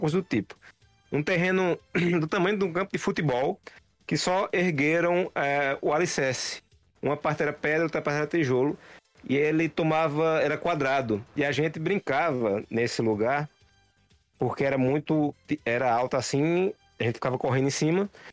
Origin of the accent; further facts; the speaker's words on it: Santa Cruz do Capibaribe, Pernambuco, Brazil; now in Caruaru, Brazil; na cidade que eu morava, Santa Cruz